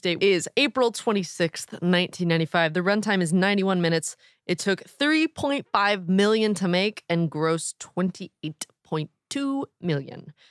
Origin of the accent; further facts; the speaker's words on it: Midwest, United States; I'm from the Midwest.